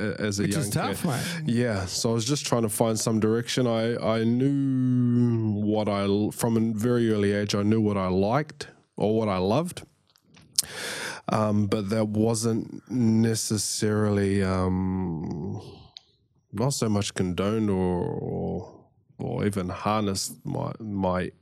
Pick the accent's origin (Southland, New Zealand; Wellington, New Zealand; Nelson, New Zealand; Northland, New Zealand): Wellington, New Zealand; Lower Hutt; moved away as an adult; I grew up in Lower Hutt, Wellington, Lower Hutt, New Zealand.